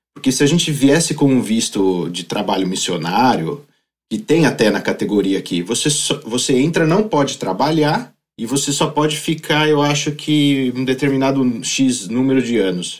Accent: Brazil; moved away as an adult; now in Aalborg, Denmark; nós, como brasileiros

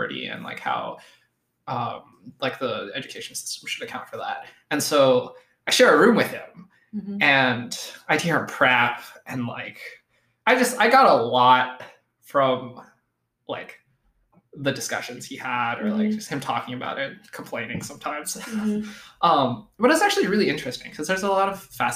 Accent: Erie, Pennsylvania, United States; I was born in Erie, Pennsylvania, so I'd like to say I'm like a Northeast kind of person

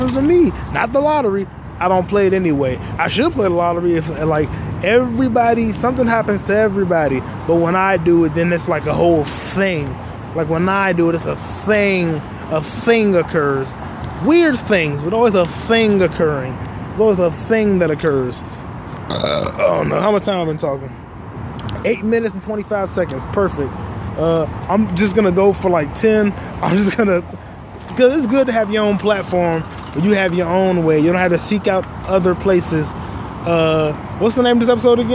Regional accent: United States; I was born in America.

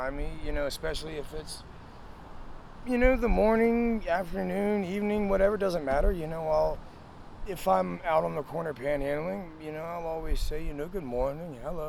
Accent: Maryland, United States; also born or lived in Beckley, West Virginia; I was born in Beckley, West Virginia. Okay. And I lived there for a short while, and my family moved up to Maryland, and I've lived here for, you know, damn near my whole life

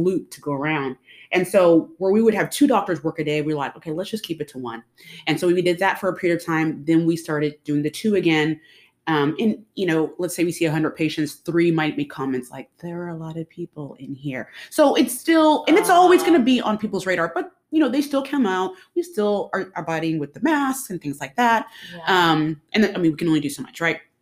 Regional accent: Dallas, Texas, United States; I was born in Dallas, um, went to school, came back to the Dallas area

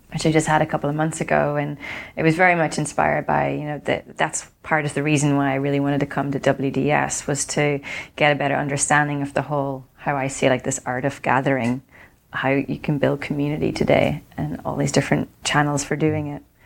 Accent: Ireland; when I grew up in Ireland before surfing was cool

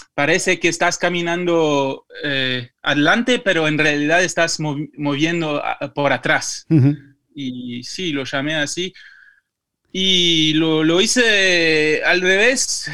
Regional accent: Belgium; Spanish is a second language; moved away; also born or lived in Madrid; aprendí el español acá porque cuando, cuando, crecí, cuando en Bélgica ya, eh, ya estaba creciendo con tres idiomas, eh, francés, flamenco y inglés

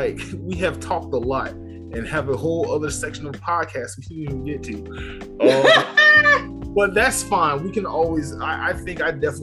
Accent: Atlanta, Georgia, United States; also born or lived in Washington, D.C.; I'm a homeboy, and I'm born and raised in Atlanta

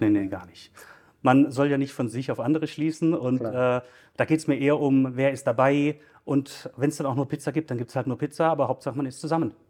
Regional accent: Stuttgart, Baden-Württemberg, Germany; ich bin gebürtiger Stuttgarter, ähm, wohne auch in Stuttgart

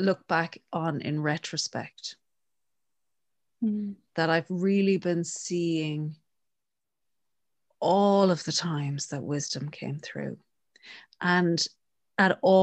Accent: Connemara, Connacht, Ireland; I'm from Connemara

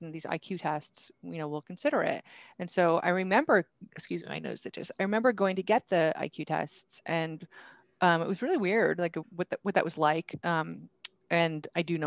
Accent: Vermont, United States; I grew up in Vermont

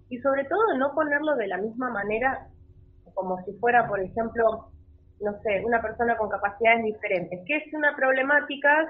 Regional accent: Esquel, Chubut, Argentina; desde mi ciudad natal, donde soy yo, en Esquel, em, hablé con el director de cultura, le comenté la historia y desde las redes de Esquel salió la historia de María, que Esquel es un lugar chico y no se conoce, la verdad.

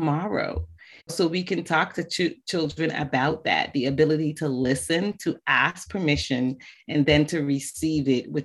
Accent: Barbados; moved away; also born or lived in West Africa; Bajan is B-A-J-A-N, and that is just a slang term for Barbadian because I was born in Barbados.

